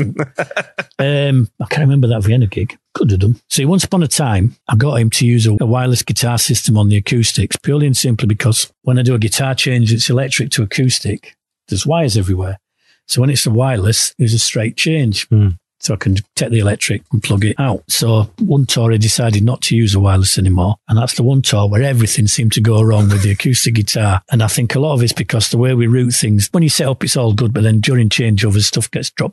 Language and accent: English; Yorkshire and the Humber, United Kingdom; Being a Yorkshireman